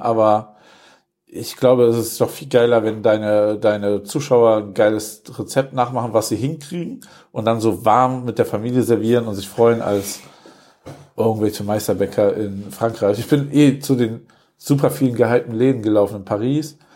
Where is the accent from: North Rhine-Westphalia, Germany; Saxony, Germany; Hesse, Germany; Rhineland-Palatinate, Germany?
North Rhine-Westphalia, Germany; Wuppertal; moved away as an adult; now in Cologne, Germany; In meiner Heimatstadt